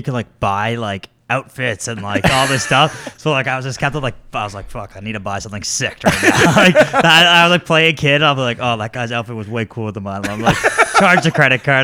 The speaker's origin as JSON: {"language": "English", "country": "Canada", "said": "we're all Canadian"}